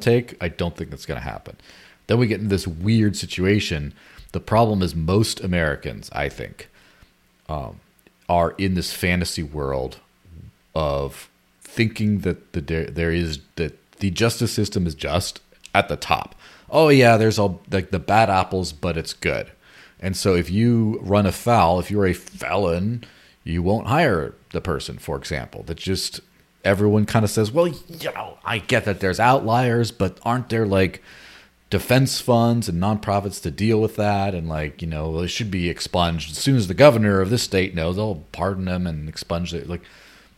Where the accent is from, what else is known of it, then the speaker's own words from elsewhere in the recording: Mexico; moved away; my childhood growing up in Mexico